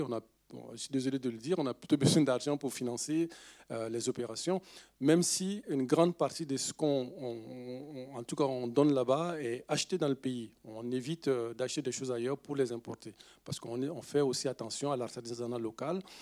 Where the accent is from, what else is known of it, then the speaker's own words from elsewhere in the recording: Bobo-Dioulasso, Hauts-Bassins, Burkina Faso; first language Dioula; French is a second language; moved away; c'est ma langue en fait euh, maternelle, si on peut le dire. Je suis né dans cette région. Je suis né à Bobo du Lasso